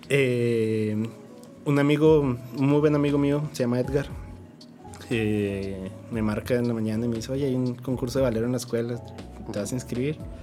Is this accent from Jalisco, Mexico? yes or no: no; San Juanito, Chihuahua, Mexico; now in Chihuahua, Mexico; yo no soy de aquí de la ciudad, yo soy de San Juanito, Chihuahua.